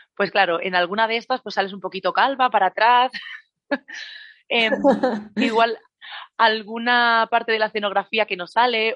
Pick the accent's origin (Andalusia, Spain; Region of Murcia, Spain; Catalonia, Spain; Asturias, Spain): Catalonia, Spain; Badalona; en la farmacia del hospital de Badalona, que es de donde soy yo